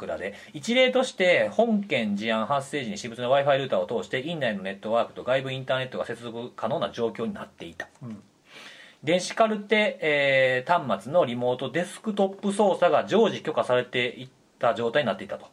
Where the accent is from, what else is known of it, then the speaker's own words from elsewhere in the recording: Kansai, Japan; 僕関西出身で隣の県